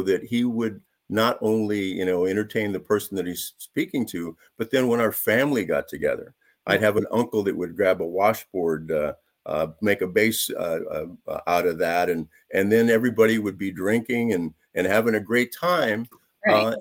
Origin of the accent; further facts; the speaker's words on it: San Jose, California, United States; I grew up in San Jose, and that was before it's being called now Silicon Valley